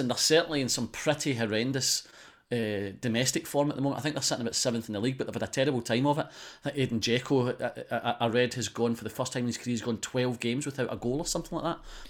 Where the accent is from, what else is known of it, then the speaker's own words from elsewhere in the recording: Scotland, United Kingdom; as a Scotsman